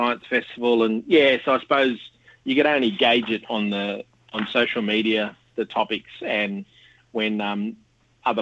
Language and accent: English; Sydney, New South Wales, Australia; moved away as an adult; now in Canberra, Australia; born and bred in Western Sydney and now live in Canberra on Ngunnawal country